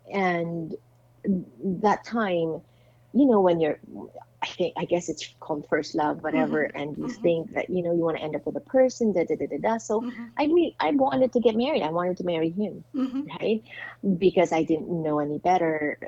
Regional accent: Philippines; there he was getting married, and here I was accepting an award for my, I guess, impact as a Filipino, right?

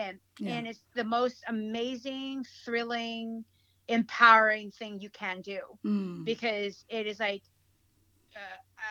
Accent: North Carolina, United States; English is a second language; also born or lived in Negros Occidental, Philippines / New York City; I grew up in North Carolina

